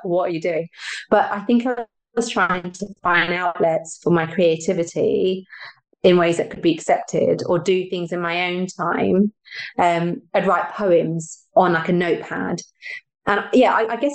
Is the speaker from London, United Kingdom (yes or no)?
yes; London, United Kingdom; I was raised in East London with my sisters